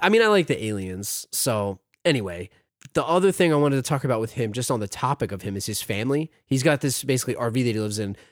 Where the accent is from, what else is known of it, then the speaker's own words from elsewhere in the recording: United States; as an American